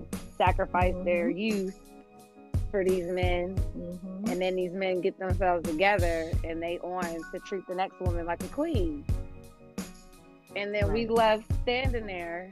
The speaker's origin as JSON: {"language": "English", "country": "United States", "said": "being an American Black Muslim, because we already come from a place where we don't know our identities"}